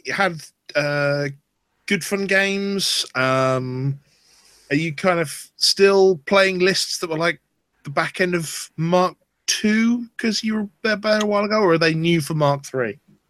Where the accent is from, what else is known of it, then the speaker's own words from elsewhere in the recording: Bolton, North West England, United Kingdom; moved away; also born or lived in Midlands / Wales; moved from Bolton to the Midlands, then spent 5 years in Wales, and now a few years in the South. Mm. So my accent is somewhat of a conglomeration of things.